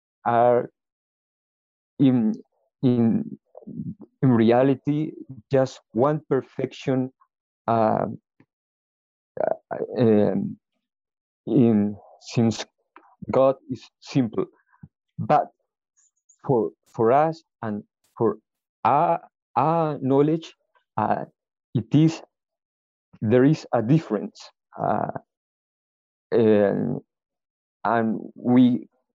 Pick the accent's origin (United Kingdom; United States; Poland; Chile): Chile; English is a second language; I'm from Chile